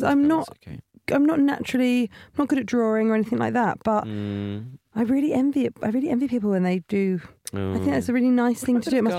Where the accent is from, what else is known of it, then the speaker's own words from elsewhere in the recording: Portsmouth, South East England, United Kingdom; I'm from Portsmouth.